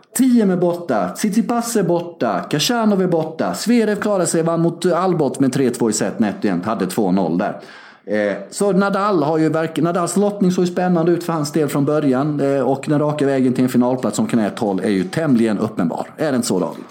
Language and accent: Swedish; Sweden; also born or lived in Värnamo; När vi växte upp i Sverige innan globalisering och internet